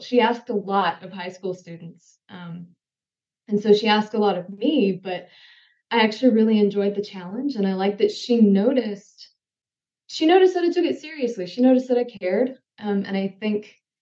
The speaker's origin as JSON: {"language": "English", "region": "Mississippi", "country": "United States", "tie": "born or raised there", "said": "I grew up in Mississippi, spent pretty much my entire life there"}